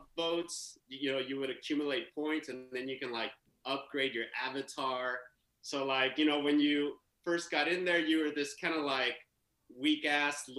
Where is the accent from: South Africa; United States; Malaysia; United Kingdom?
United States; San Pablo, California; also born or lived in Oakland, California / Germany; I grew up in the East Bay. Grew up in San Pablo, California